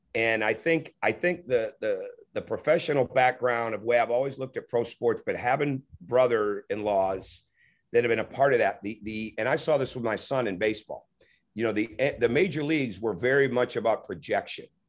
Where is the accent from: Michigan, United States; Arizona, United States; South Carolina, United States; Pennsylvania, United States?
Michigan, United States; I grew up in Michigan